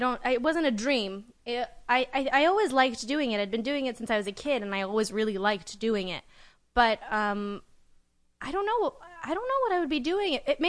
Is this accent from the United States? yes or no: no; Uzbekistan